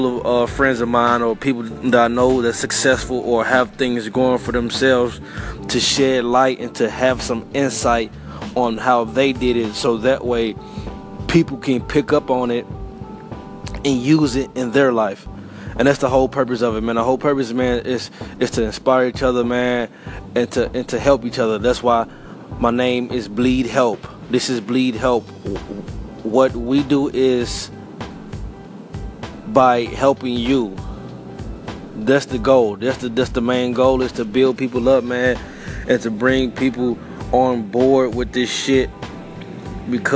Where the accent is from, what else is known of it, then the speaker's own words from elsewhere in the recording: St. Louis, Missouri, United States; I'm from St. Louis